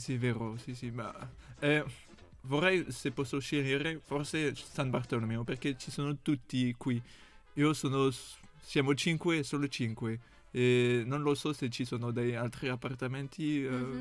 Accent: France; Italian is a second language; moved away as an adult; now in Italy; Sono francese

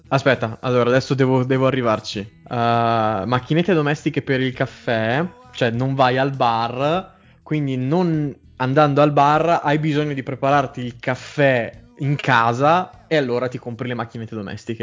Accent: Trento, Trentino-Alto Adige, Italy; sì, sono di Trento.

